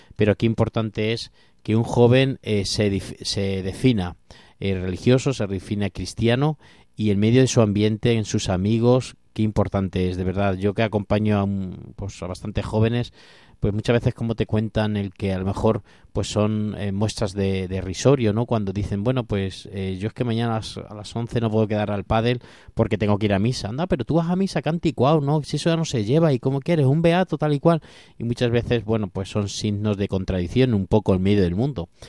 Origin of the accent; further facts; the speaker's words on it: Castilla-La Mancha, Spain; soy un poco manchego